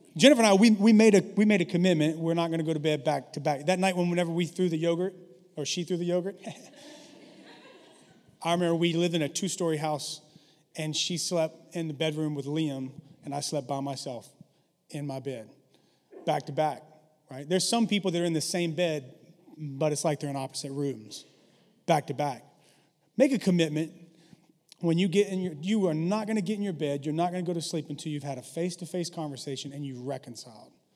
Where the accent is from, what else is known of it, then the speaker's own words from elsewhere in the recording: the South, United States; I grew up in the South